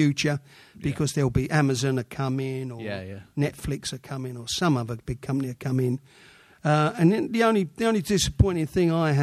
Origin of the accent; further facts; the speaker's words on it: London, United Kingdom; I come from Oxton